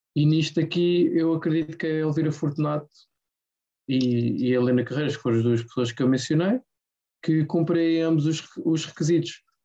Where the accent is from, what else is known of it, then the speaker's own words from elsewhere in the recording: Portugal; eu, como português